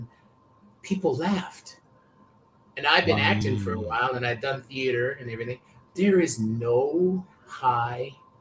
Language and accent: English; Canada; also born or lived in Vancouver; I grew up in Canada